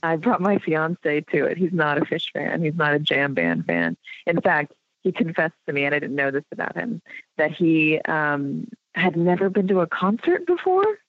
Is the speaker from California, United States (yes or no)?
yes; Los Angeles, California, United States; I grew up in Los Angeles